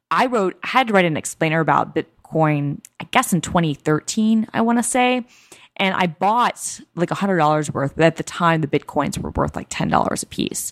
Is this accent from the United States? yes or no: yes; New York, United States; moved away as an adult; now in Bellevue, United States; I'm still a New Yorker.